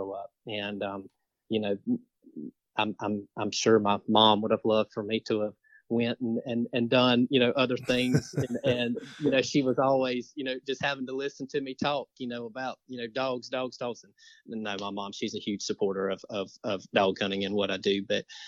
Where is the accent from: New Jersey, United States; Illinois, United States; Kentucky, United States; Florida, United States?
Florida, United States; Marianna; I'm from Mariana